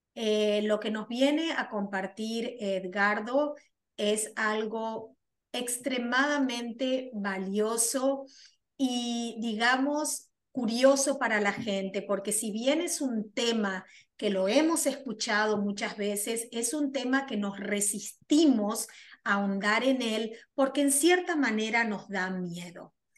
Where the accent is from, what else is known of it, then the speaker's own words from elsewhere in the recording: Argentina; moved away as an adult; now in United States; soy argentina, resido en los Estados Unidos hace más de 24 años